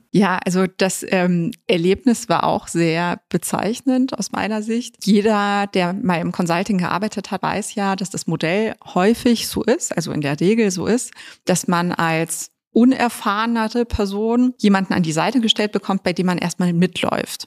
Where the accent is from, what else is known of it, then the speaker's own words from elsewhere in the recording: Munich, Bavaria, Germany; ich bin ja in München geboren und dann im Westend aufgewachsen